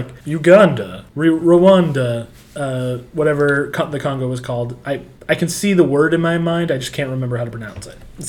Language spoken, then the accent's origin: English; the Bible Belt, United States; we're from the Bible Belt